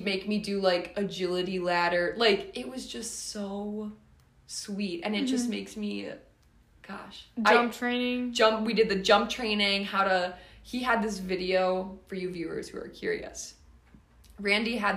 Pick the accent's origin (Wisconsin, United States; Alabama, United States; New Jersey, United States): Wisconsin, United States; Milwaukee; I'm from the Milwaukee area-ish, and I played club out of Madison my senior year